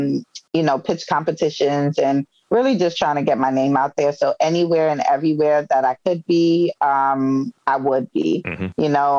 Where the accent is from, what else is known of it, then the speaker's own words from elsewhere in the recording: Brooklyn, New York, United States; A hidden talent that I have is I could jump double dutch, because I'm from Brooklyn, New York, and Brooklyn girls know how to jump rope.